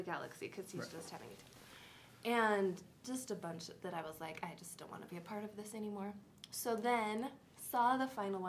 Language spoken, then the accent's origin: English; United States; I'm an American.